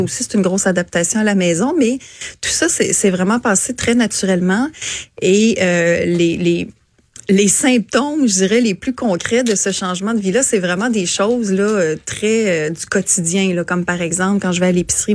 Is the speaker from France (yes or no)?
no; Quebec City, Quebec, Canada; also born or lived in Montérégie / Saint-Augustin-de-Desmaures; je suis native de la Montérégie, mais je suis arrivée ici à un an et demi, deux ans. Donc, à toute fin pratique, j'ai toujours euh, vécu ma vie consciente à Québec